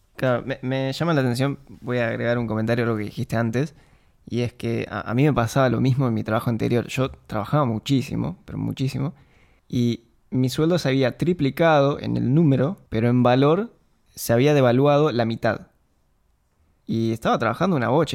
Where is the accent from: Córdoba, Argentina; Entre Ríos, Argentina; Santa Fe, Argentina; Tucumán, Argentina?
Entre Ríos, Argentina; Concordia; moved away; Los dos somos de Concordia, vivíamos en el mismo barrio